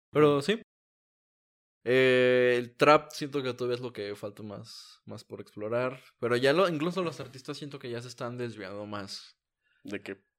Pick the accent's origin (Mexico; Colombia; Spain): Mexico; soy mexicano